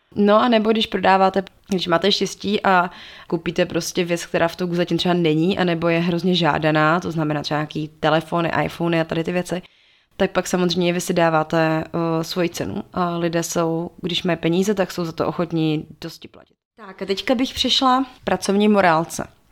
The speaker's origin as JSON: {"language": "Czech", "country": "Czechia", "said": "u nás v Čechách"}